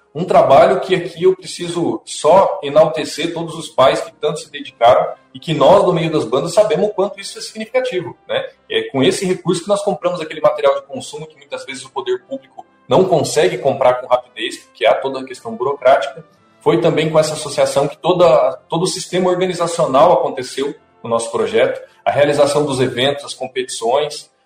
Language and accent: Portuguese; Ivaiporã, Paraná, Brazil; also born or lived in Cândido de Abreu; como integrante da banda municipal de Vaiporã, que é a minha cidade natal